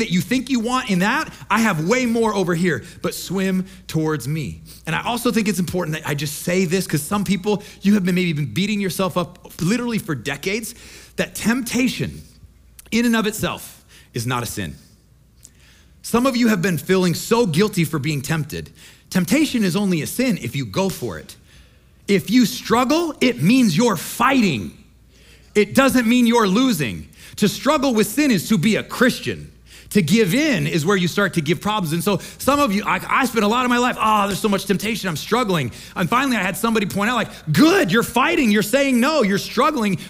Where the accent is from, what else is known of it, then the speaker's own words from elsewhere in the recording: Midwest, United States; moved away as an adult; I grew up in the Midwest, we like to fish.